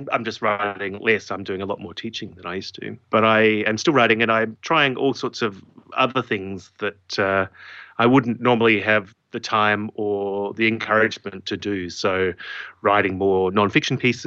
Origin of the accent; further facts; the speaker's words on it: Adelaide, South Australia, Australia; Adelaide, my hometown